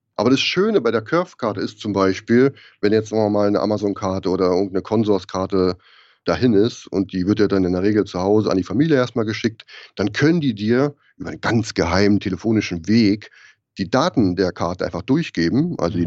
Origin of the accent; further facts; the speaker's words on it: Germany; moved away; als Deutscher bist du total vorbelastet mit dem ganzen bürokratischen Blödsinn